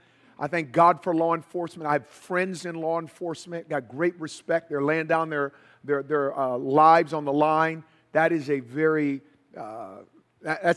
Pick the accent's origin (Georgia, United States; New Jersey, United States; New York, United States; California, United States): California, United States; Oakland; I'm from Northern California. So I was born and raised in Oakland